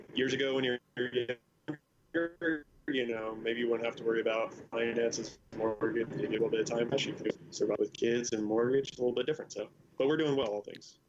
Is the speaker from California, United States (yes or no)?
yes; El Segundo, California, United States; my hometown is El Segundo